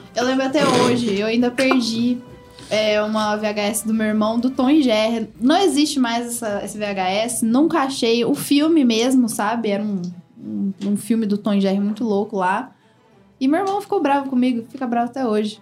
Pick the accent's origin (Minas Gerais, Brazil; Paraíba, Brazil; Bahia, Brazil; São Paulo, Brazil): São Paulo, Brazil; São Joaquim da Barra; now in Ribeirão Preto, Brazil; Eu sou de São Joaquim da Barra e lá, tipo, é muito pequeno, muito pequeno mesmo.